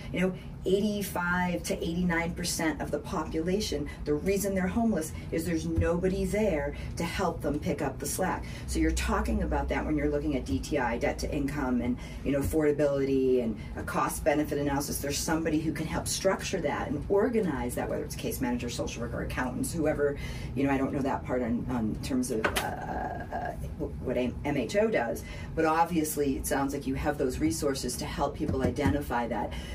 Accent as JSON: {"language": "English", "town": "Boston", "region": "Massachusetts", "country": "United States", "accent": "Boston", "moved": "yes", "lives_now": "Hendersonville, United States", "said": "my Boston accent"}